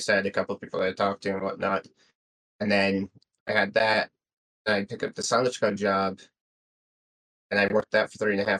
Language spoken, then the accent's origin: English; West Jordan, Utah, United States; also born or lived in Arizona; now in Tooele, United States; I grew up in West Jordan. I lived in Arizona for a year, but in West Jordan, ended up in Tooele just because that's where I could afford a house.